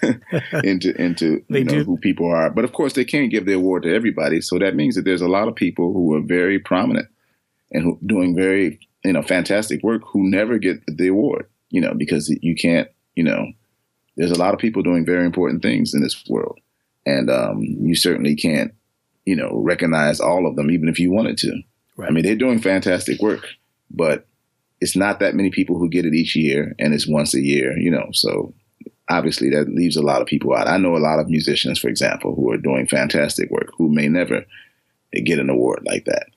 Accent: Chicago, Illinois, United States; moved away; I'm from Chicago

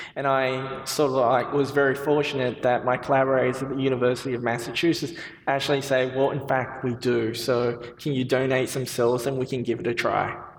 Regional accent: Australia; moved away as an adult; now in United States; I see myself more as an Australian.

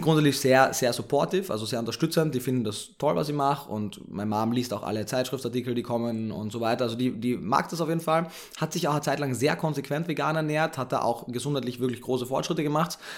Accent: Carinthia, Austria; moved away as an adult; also born or lived in Vienna, Austria; now in Berlin, Germany; Ich bin, wie man jetzt spätestens schon gehört hat, Österreicher, gebürtiger

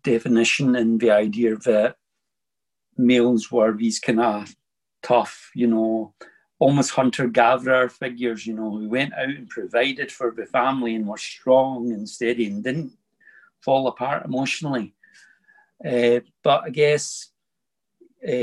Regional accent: Bellshill, Scotland, United Kingdom; I was born in the town of Bells Hill in 1964.

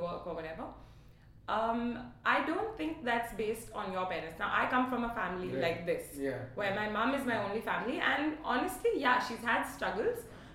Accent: Bangalore, Karnataka, India; I was born in Bangalore

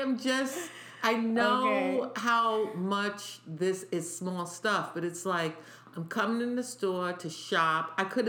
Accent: New York City, New York, United States; accent: New York; I was born and raised in New York

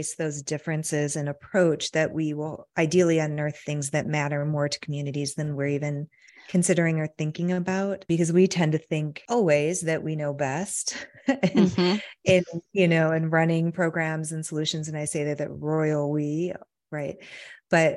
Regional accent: Michigan, United States; I grew up in Michigan

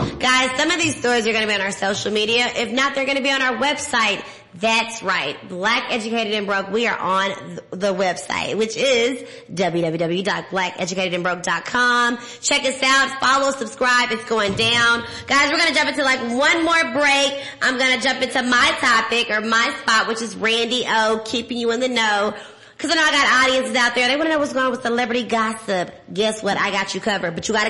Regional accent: Dallas, Texas, United States; I am from Dallas. What it do, Texas?

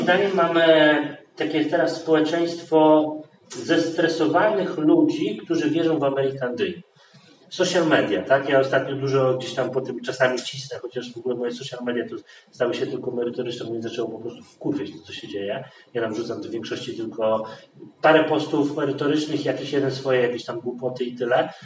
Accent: Poland; jestem Polakiem i się urodziłem w Polsce

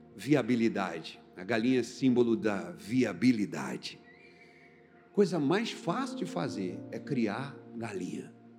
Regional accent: Recife, Pernambuco, Brazil; now in Brasília, Brazil; Eu sou de Recife

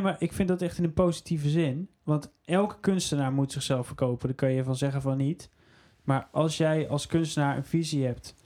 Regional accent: Netherlands; zijn we Nederlanders

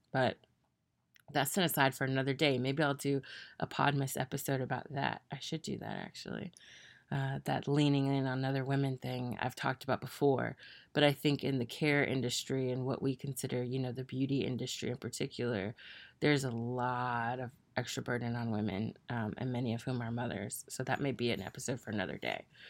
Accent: the South, United States; also born or lived in Tennessee / Mississippi; I'm from the South

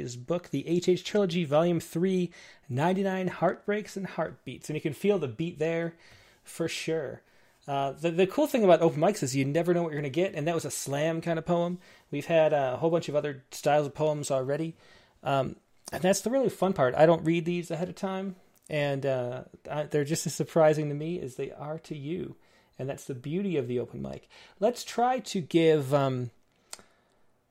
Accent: Rochester, New York, United States; moved away; I grew up in Rochester, which is not too far

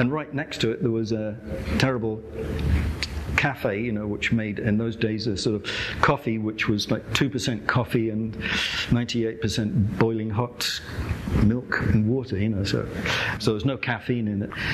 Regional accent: England, United Kingdom; I'm from England

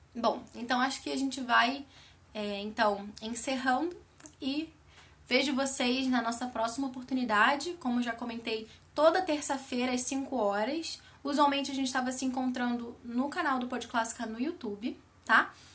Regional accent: Brazil; nosso país

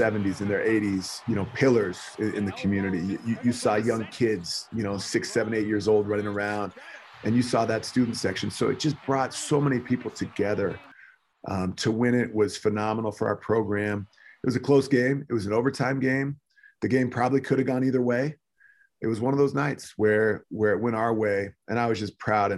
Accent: California, United States; now in Utah, United States; Growing up in California, going to places like Yosemite with my parents and family

